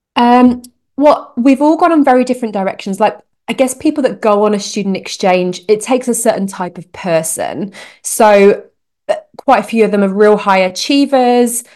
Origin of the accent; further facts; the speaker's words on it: United Kingdom; moved away as an adult; now in Canada; I'm a Brit in Canada